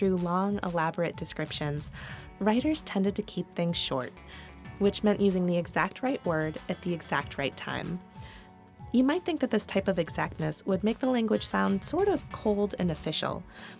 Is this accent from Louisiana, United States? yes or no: no; Missouri, United States; I'm from Missouri